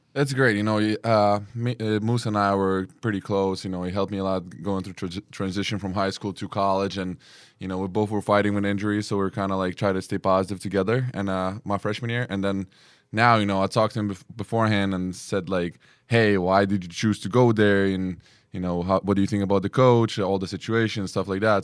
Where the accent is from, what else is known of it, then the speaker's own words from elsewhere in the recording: Lithuania; also born or lived in New York; now in Spain; I'm from Lithuania, and I've been living in New York for four years